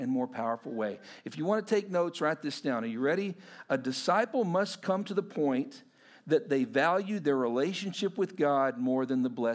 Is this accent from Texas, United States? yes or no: yes; Texas, United States; as a Texan, you know, living in suburban Texas